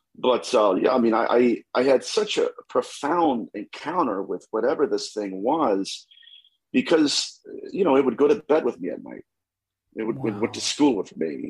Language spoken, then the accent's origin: English; Dayton, Ohio, United States; I am from Dayton, Ohio, so I'm a Buckeye